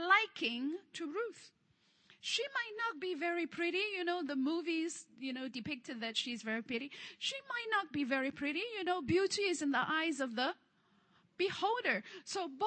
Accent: Hong Kong; English is a second language; moved away; I'm from Hong Kong

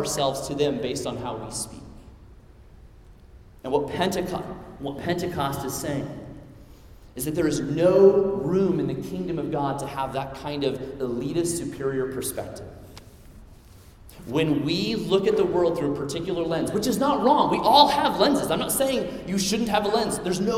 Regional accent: Midwest, United States; I'm from the Midwest. We don't have an accent

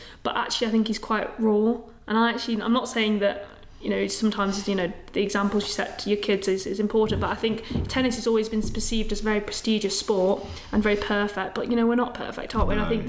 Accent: Ireland; I've got to say Ireland. I'm Irish, I'm patriotic, I love it.

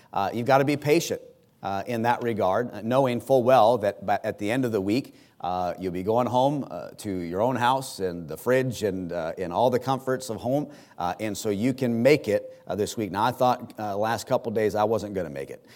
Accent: United States; as an American

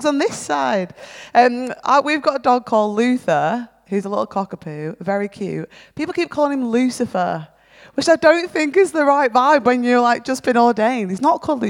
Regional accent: near Manchester, North West England, United Kingdom; moved away as an adult; also born or lived in Feltham, London; Caveat the accent, I'm actually from near Manchester originally.

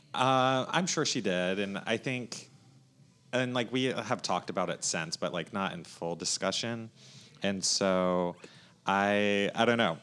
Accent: North Myrtle Beach, South Carolina, United States; I grew up in North Myrtle Beach, South Carolina, so not too far north from here

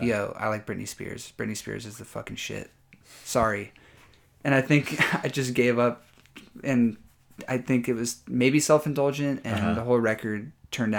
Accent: Orange County, California, United States; now in Los Angeles, United States; I grew up in Orange County, California

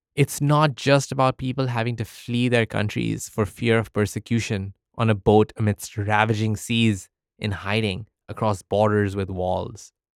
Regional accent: United Arab Emirates; moved away as an adult; now in United States; I was born in the United Arab Emirates, or the U A E, to Indian parents. I spent eighteen years of my life in the U

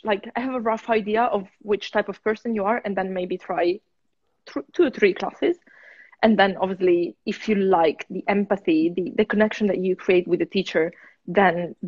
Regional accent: near Turin, Piedmont, Italy; now in London, United Kingdom; I'm from Italy.

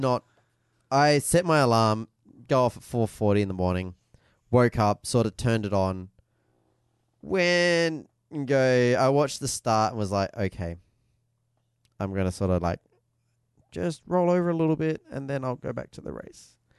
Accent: Australia; as an Australian

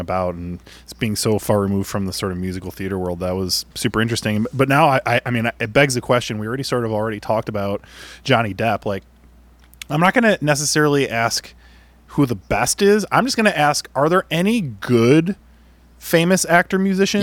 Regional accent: Chicago, Illinois, United States; being a Chicagoan

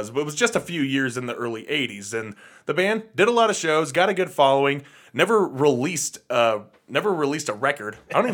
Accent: England, United Kingdom; growing up in England in the 70s and 80s, of course, you're going to see … a few times

